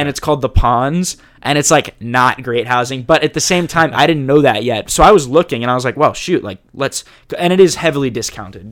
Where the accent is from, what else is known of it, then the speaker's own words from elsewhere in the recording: Jacksonville, Florida, United States; moved away as an adult; also born or lived in Chapel Hill, North Carolina; I loved growing up in Jacksonville